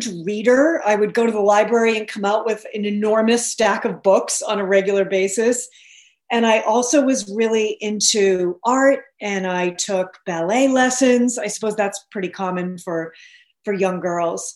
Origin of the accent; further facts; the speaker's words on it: Billerica, Massachusetts, United States; I grew up outside of Boston in a town called Billerica